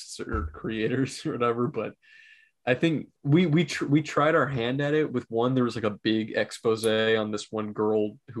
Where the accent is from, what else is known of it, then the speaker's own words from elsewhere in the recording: South Florida, United States; also born or lived in New York; now in Florida, United States; That's where I'm from. I'm from South Florida